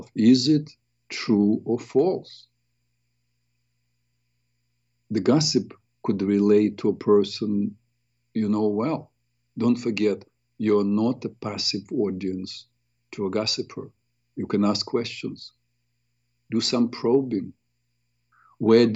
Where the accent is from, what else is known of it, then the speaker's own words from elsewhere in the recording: Ukraine; moved away; We're both from Ukraine